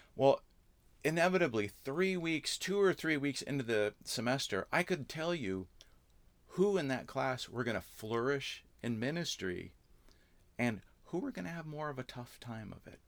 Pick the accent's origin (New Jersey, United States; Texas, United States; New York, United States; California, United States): California, United States; Southern; born or raised there; moved away as an adult; also born or lived in Canada / Santa Barbara, California / Orange County, California; now in Wisconsin, United States